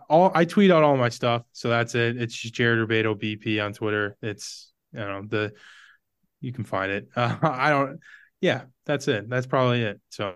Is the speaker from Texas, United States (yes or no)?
no; Brainerd, Minnesota, United States; I grew up in Brainerd. I played hockey growing up.